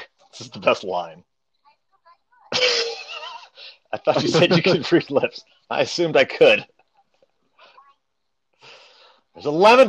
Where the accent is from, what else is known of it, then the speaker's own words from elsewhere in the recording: Webster Groves, Missouri, United States; Basically, I grew up in Webster Groves.